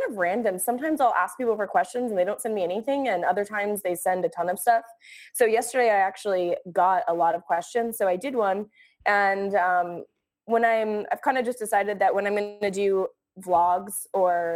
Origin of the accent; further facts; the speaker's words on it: Chicago, Illinois, United States; moved away as an adult; now in Los Angeles, United States; I'm from Chicago originally